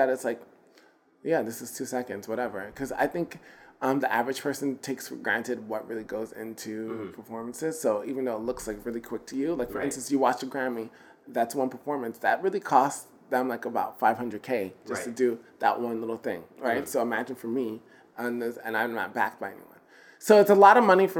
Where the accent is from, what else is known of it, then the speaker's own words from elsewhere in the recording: New York, United States; I'm from New York